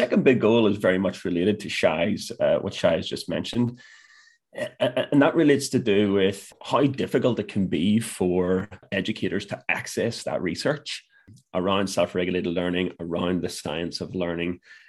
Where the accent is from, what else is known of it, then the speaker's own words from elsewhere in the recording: Ireland; That's going to be a real challenge for me as an Irish man.